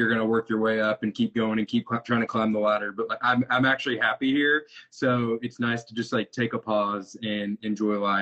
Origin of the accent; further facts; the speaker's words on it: Wichita Falls, Texas, United States; moved away as an adult; also born or lived in Austin, Texas / Tyler, Texas; now in Arkansas, United States; grew up in Wichita Falls, which is almost the Oklahoma border, Texas-Oklahoma border. Spent my entire, you know, childhood there